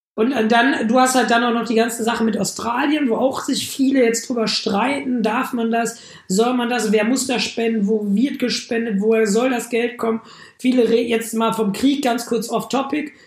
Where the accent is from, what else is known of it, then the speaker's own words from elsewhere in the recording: Germany; als Deutscher